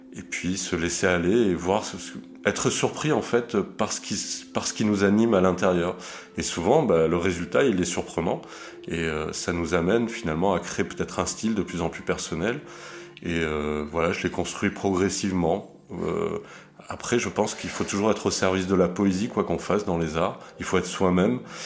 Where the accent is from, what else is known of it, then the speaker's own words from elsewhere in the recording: south of France, France; also born or lived in Zurich, Switzerland; moi je suis suisse hein, au départ, donc je suis né à Zurich et j'ai déménagé dans le sud de la France à l'âge de, de 8-9 ans